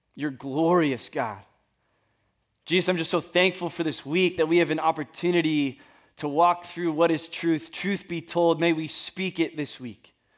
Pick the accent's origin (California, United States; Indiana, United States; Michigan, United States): California, United States; I am from California